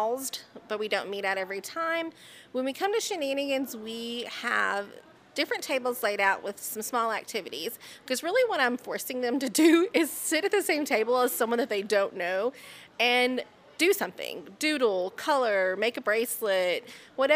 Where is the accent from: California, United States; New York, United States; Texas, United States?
Texas, United States; North; moved away; growing up in small towns. I'm from North Texas, so small towns are the same no matter where they are